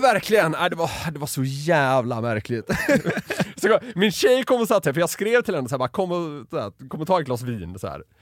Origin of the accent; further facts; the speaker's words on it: Gothenburg, Västra Götaland, Sweden; now in Stockholm, Sweden; Jag är från Göteborg